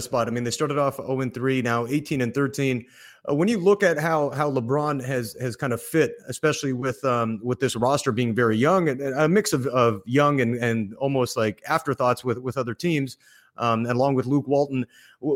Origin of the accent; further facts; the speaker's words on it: Vancouver, British Columbia, Canada; moved away as an adult; now in Los Angeles, United States; I'm from Canada, and Vancouver